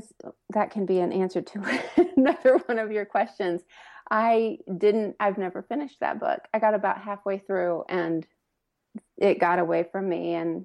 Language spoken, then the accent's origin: English; Indiana, United States; now in Lexington, United States; I grew up in Indiana, but my mom was from Kentucky, and I actually live in Lexington now.